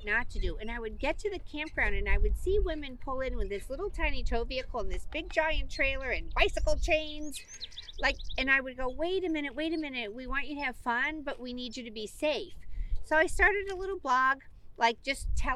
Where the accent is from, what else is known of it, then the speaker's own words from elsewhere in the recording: Midwest, United States; I grew up in the Midwest. My family's from Elkhart, Indiana.